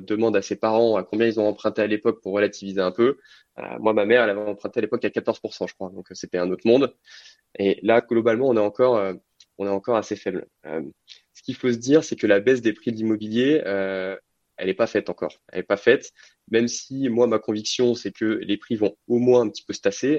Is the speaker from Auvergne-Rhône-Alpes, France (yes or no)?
yes; Lyon, Auvergne-Rhône-Alpes, France; also born or lived in Clermont-Ferrand; je suis originaire de Lyon